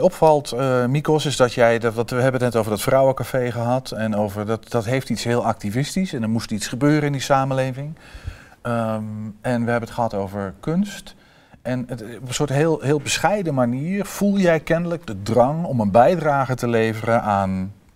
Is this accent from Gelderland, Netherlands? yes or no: no; Vroomshoop, Overijssel, Netherlands; ik ben opgegroeid in Vrooms Hoop